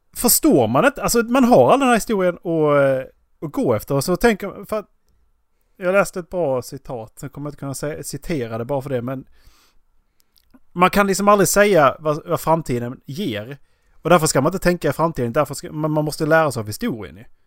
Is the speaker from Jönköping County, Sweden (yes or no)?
no; Skåne, Sweden; moved away; jag åker ju hem när jag, när jag kör till Skåne.